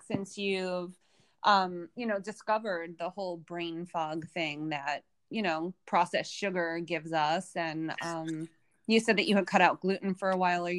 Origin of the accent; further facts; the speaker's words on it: United States; I'm American